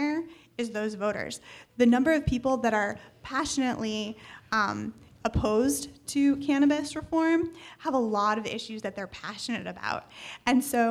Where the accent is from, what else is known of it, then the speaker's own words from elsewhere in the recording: Ohio, United States; moved away; I'm from Ohio originally